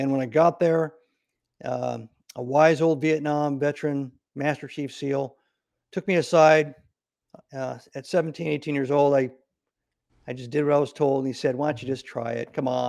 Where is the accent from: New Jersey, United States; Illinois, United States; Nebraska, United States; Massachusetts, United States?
Nebraska, United States; So I grew up in Nebraska, and after my parents got divorced, I ended up traveling a lot of places before I graduated high school.